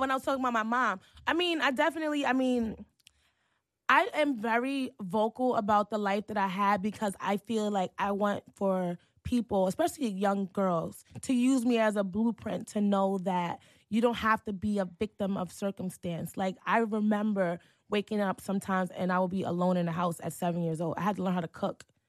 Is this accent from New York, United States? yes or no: yes; New York City, New York, United States; also born or lived in Harlem; growing up in Hell's Kitchen